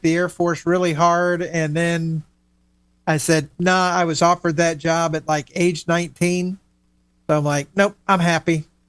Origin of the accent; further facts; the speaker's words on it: Miami, Florida, United States; I grew up in Miami, and, you know, we lived at the beach